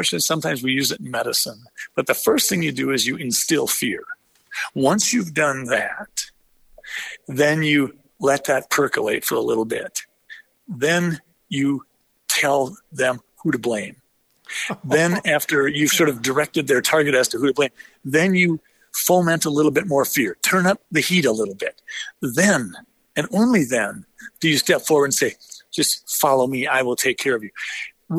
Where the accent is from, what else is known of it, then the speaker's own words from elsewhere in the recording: United States; as an American